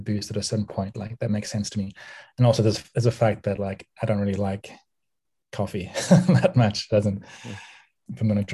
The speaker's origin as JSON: {"language": "English", "town": "Cape Town", "region": "Western Cape", "country": "South Africa", "tie": "born or raised there", "also_born_or_lived": "United States", "moved": "yes", "said": "I grew up in Cape Town, South Africa, in 1982, and obviously the first 10 years of my life"}